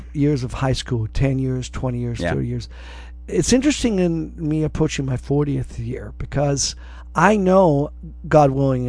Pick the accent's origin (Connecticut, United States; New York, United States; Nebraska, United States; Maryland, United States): New York, United States; Brooklyn; born there; also born or lived in Solana Beach; Well, yes, because I was born in Brooklyn. My parents immigrated here from Scotland, Glasgow, Scotland